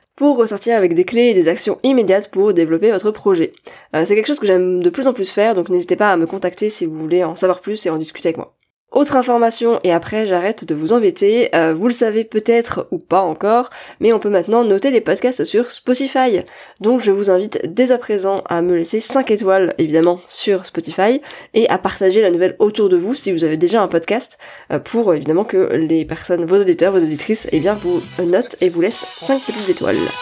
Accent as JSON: {"language": "French", "country": "France", "accent": "French", "said": "avec mon super accent français"}